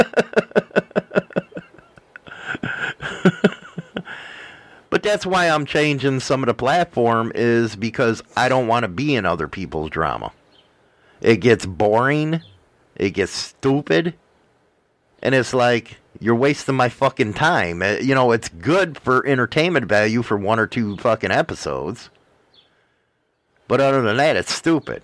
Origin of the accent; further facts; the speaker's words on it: Midwest, United States; I come from Midwest